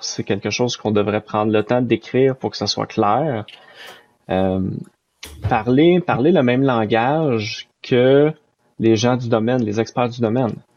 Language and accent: French; Saint-Jérôme, Quebec, Canada; je viens de euh, Saint-Jérôme, qui est une ville au Canada qui est à environ 40 minutes au nord de Montréal